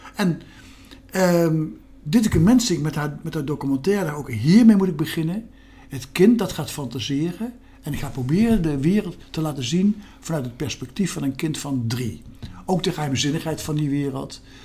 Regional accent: Gelderland, Netherlands; een column voor de krant op mijn geboortestreek, de Gelderlander

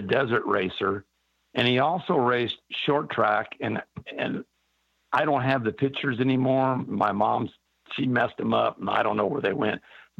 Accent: San Gabriel, California, United States; I was born in San Gabriel, California, which is basically a suburb of Los Angeles, probably 20 miles east of LA.

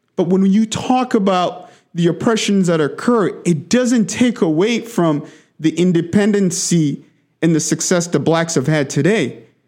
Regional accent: DR Congo; now in United States; I grew up in the Democratic Republic of Congo, in the heart of Africa. But I li-, I've, I've, I've lived in America for the last twenty-one years

